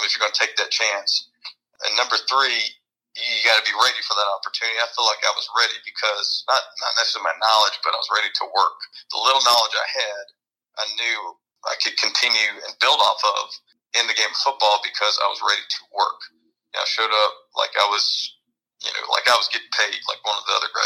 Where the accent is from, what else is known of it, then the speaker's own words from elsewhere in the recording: Columbia, South Carolina, United States; moved away as an adult; also born or lived in Washington, D.C.; it was in my hometown